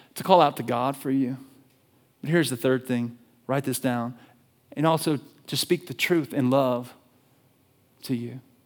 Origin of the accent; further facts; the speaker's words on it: Alabama, United States; I'm from Alabama. I'm from the South